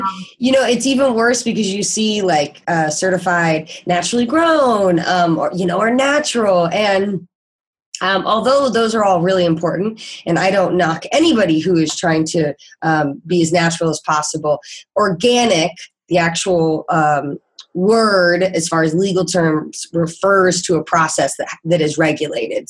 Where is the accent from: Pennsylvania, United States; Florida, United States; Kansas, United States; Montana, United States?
Kansas, United States; moved away as an adult; now in San Diego, United States; I am actually originally from Kansas